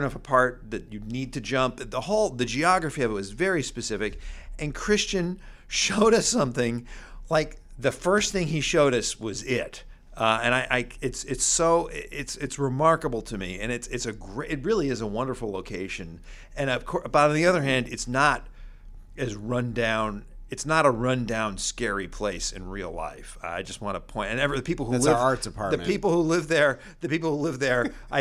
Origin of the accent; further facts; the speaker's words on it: New York, United States; I grew up in New York